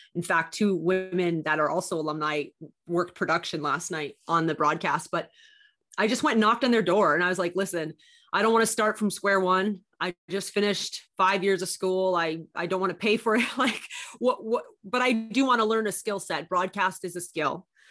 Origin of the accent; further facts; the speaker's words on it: Canada; also born or lived in Miami; I'm Canadian. I had a one-year visa